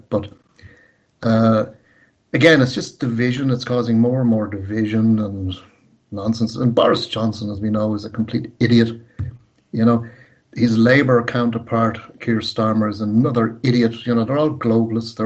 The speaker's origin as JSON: {"language": "English", "country": "Ireland"}